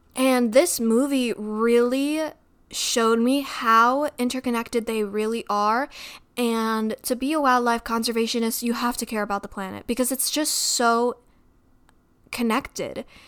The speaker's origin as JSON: {"language": "English", "region": "Midwest", "country": "United States", "tie": "born or raised there", "said": "I grew up in the Midwest"}